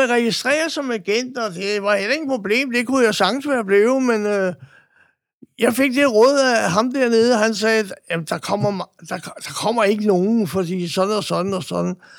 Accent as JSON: {"language": "Danish", "country": "Denmark", "said": "jeg boede der, og jeg var dansker"}